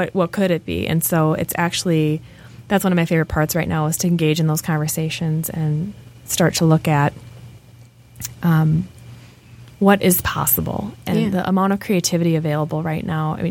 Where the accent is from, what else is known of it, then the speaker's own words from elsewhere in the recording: Minneapolis, Minnesota, United States; moved away as an adult; also born or lived in Madison / London; now in Detroit, United States; I grew up in Minneapolis